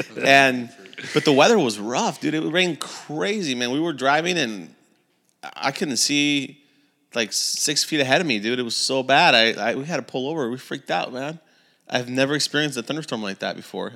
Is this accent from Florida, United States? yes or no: no; California, United States; we're from California